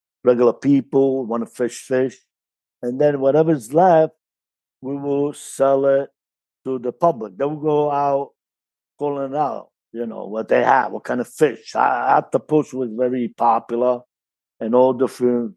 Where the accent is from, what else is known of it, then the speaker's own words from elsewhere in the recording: Carini, Sicily, Italy; also born or lived in New York City; now in United States; I was born in Carini, Sicily, province of Palermo